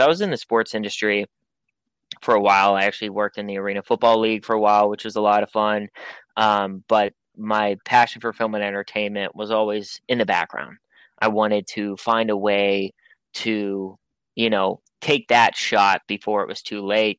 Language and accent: English; Pittsburgh, Pennsylvania, United States; I was born and raised in Pittsburgh